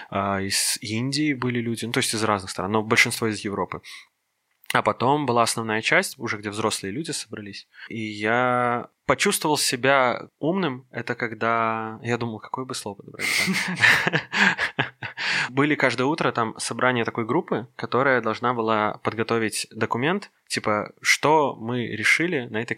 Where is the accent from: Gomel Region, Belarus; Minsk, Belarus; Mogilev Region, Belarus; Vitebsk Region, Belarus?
Minsk, Belarus; я коренной минчанин.